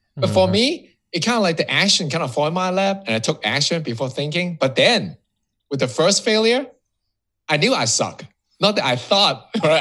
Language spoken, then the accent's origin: English; Hong Kong; moved away as an adult; now in Miami, United States; I was born and raised in Hong Kong. So that um, I'll call myself Hong Kongese